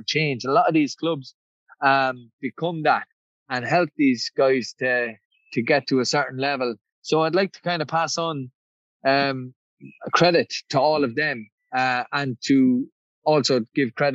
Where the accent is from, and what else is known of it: Ireland